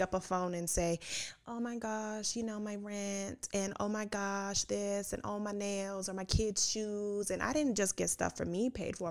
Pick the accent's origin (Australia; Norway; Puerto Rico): Puerto Rico; I'm Puerto Rican